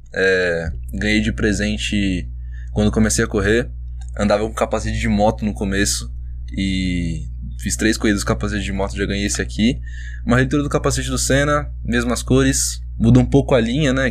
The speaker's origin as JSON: {"language": "Portuguese", "town": "Suzano", "region": "São Paulo", "country": "Brazil", "said": "Depois chegou uma época que eu morava em Suzano, né? Eu sou de Suzano"}